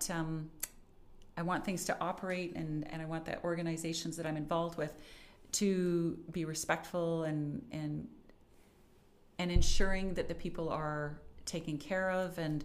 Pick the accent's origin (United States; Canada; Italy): Canada; Calgary, Alberta; also born or lived in Ottawa / Vancouver; born and raised in Calgary